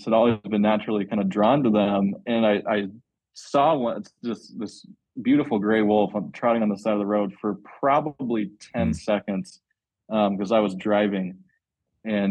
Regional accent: Medway, Massachusetts, United States; moved away as an adult; also born or lived in Colorado / Idaho; now in Utah, United States; I actually grew up on the East Coast in Massachusetts. Sleepy suburb town that's like 25 miles outside of Boston

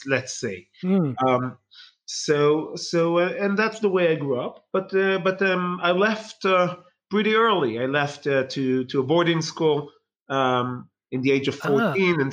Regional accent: Bnei Brak, Tel Aviv District, Israel; when I grew up in Bnei Brak was, the majority there was ultra-Orthodox Haredi

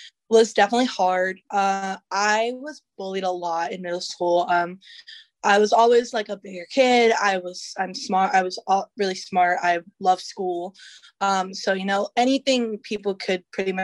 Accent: Newport News, Virginia, United States; Newport News is my hometown, so I love it here

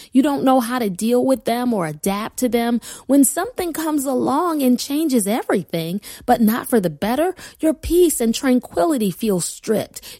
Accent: Buffalo, New York, United States; moved away as an adult; also born or lived in Wilmington, Delaware; my husband Kenya and I relocated from Buffalo, New York, my lifelong home, to Wilmington, Delaware

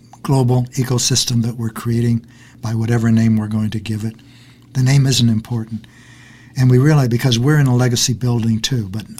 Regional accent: Kansas, United States; also born or lived in Texas; I was born in Texas and brought up in Kansas

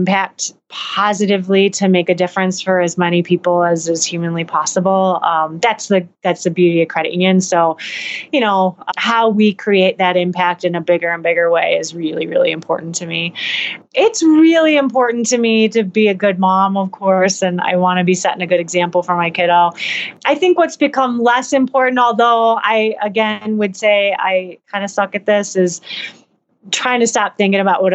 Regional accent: Hillsdale, United States; now in Denver, United States; Hillsdale, my hometown

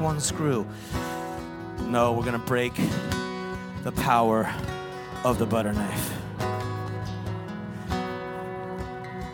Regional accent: Napa, California, United States; I'm from Yuppie Town, Napa, California

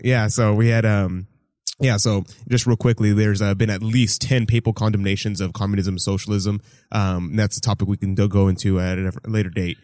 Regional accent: Houston, Texas, United States; born and raised Houston, Texas

